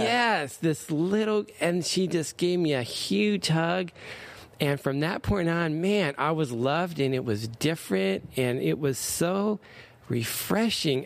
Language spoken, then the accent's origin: English; Anaheim, California, United States; also born or lived in Stanton, California; I grew up in Anaheim.